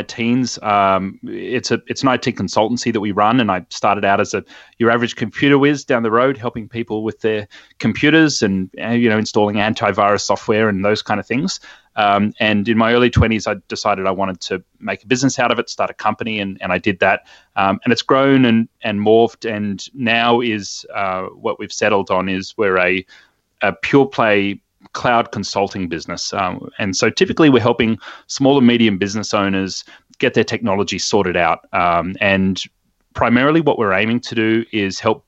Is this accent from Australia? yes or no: yes; Sydney, New South Wales, Australia; Born and bred in Sydney, and I still call this place home as well